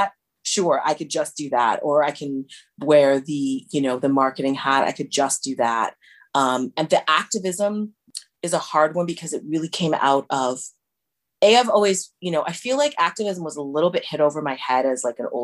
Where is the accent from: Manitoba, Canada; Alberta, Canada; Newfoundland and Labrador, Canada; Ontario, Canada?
Ontario, Canada; Toronto; also born or lived in Windsor; I was born in Toronto, but I grew up mainly in Rexdale